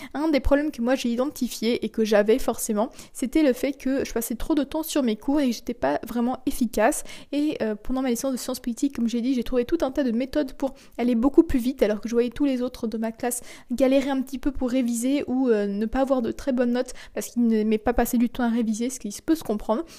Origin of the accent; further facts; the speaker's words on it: France; moved away as an adult; also born or lived in Kleve, Germany; je suis partie vivre donc chez mes parents en France. Je suis retournée chez mes parents